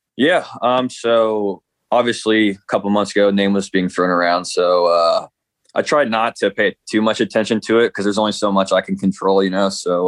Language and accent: English; Midwest, United States; I'm from the Midwest